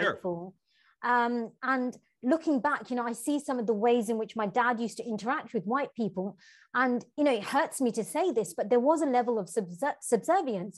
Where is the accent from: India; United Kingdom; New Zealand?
United Kingdom; London; moved away as an adult; growing up in Tower Hamlets